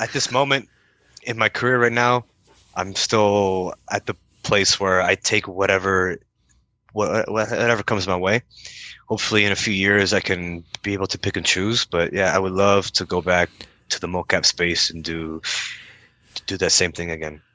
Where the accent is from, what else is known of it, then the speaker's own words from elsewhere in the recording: Windsor, Ontario, Canada; I'm from Windsor, Ontario, which borders D- Detroit, and uh, that's where I was born and raised.